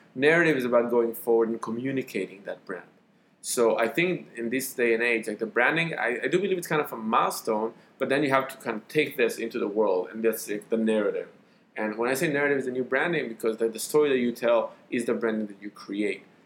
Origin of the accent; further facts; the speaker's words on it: Israel; accent: Israeli; my Israeli accent